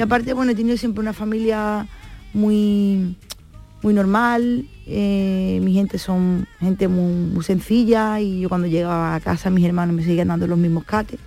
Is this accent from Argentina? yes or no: no; San Fernando, Andalusia, Spain; lo que soy yo, una cañailla, ¿no? los que somos de San Fernando